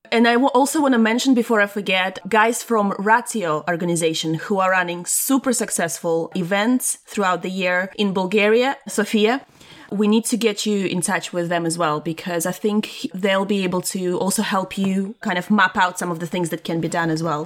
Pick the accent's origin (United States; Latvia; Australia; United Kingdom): Latvia; moved away; when I was growing up in Latvia